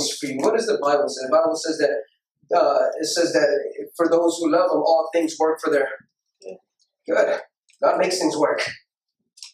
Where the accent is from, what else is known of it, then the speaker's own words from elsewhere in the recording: Houston, Texas, United States; I'm from Houston